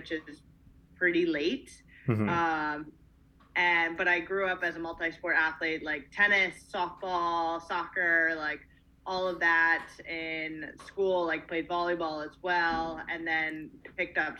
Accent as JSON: {"language": "English", "town": "Sea Cliff", "region": "New York", "country": "United States", "tie": "born or raised there", "said": "I grew up in Long Island, New York, in a tiny town called Seacliff"}